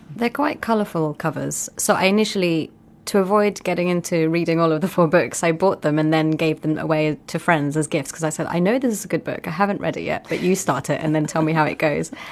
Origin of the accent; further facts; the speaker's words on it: Pakistan; I'm Pakistani